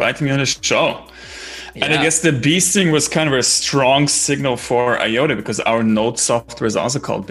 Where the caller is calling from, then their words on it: Berlin, Germany; English is a second language; Yeah, I'm actually calling in from Berlin. So it's about 7 p.m. here.